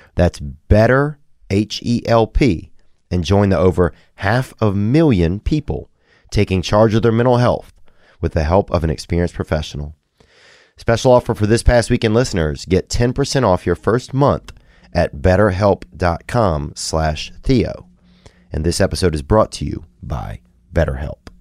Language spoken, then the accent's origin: English; Covington, Louisiana, United States; born or raised there; moved away